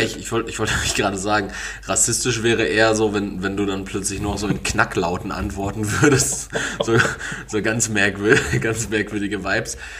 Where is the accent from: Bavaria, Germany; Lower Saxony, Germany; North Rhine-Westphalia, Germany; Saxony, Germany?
North Rhine-Westphalia, Germany; Essen; Ich bin aus Essen